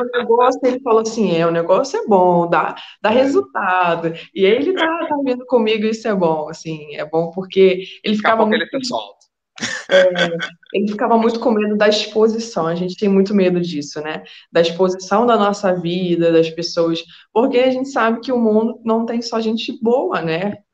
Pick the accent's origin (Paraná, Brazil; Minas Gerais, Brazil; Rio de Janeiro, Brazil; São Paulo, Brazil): Rio de Janeiro, Brazil; Niterói; accent: carioca; moved away as an adult; also born or lived in Cabo Frio, Brazil; now in Coimbra, Portugal; Mas eu sou de Niterói, São Gonçalo ali, tudo no mesmo, no mesmo barco.